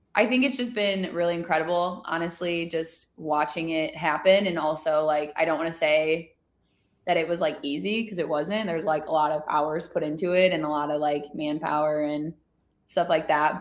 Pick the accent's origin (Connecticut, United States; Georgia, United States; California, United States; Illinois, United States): Illinois, United States; Chicago; we're both from Chicago